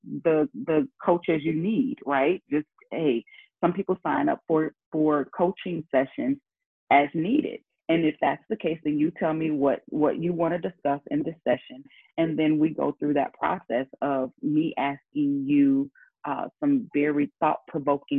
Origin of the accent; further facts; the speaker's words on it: St. Louis, Missouri, United States; I'm from St. Louis